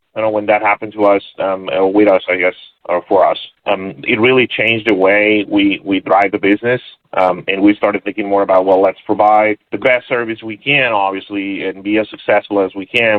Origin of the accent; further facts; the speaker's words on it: Monterrey, Nuevo León, Mexico; moved away as an adult; also born or lived in San Diego; I was born and raised in Monterrey, Mexico